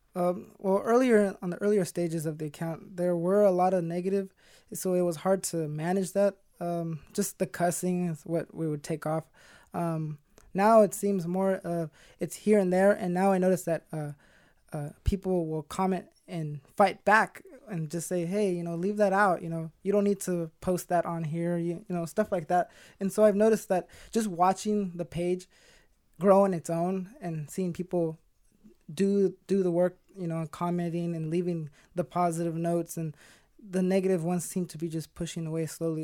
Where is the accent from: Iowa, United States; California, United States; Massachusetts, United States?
California, United States; Stockton; 24 years old, born and raised in Stockton